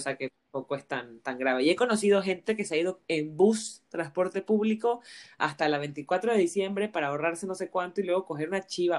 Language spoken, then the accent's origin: Spanish; Panama; moved away; also born or lived in Barcelona, Spain; siendo panameña en Barcelona